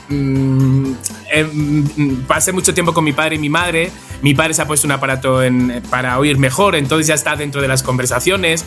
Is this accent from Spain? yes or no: yes; Spain; somos los españoles